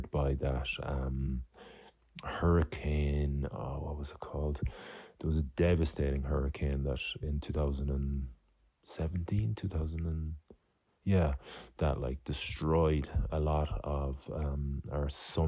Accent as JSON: {"language": "English", "country": "Ireland"}